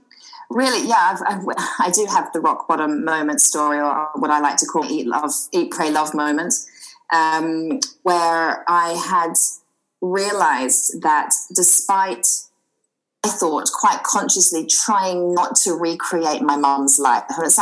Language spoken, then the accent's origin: English; Australia; accent: slightly mixed accent; moved away as an adult; now in United Kingdom; I'm an Australian girl, and I moved over to the UK about 19 years ago, hence the slightly mixed accent. And I live in the beautiful Sussex countryside, surrounded by fields and horses.